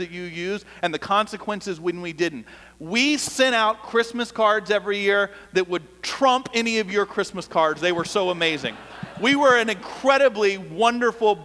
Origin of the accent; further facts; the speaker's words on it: Atlanta, Georgia, United States; moved away as an adult; now in Austin, United States; I grew up in Atlanta